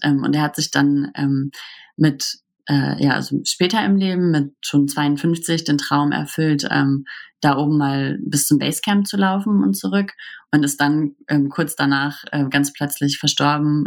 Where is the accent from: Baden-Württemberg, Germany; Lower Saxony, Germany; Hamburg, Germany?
Hamburg, Germany; wir kommen ja aus Hamburg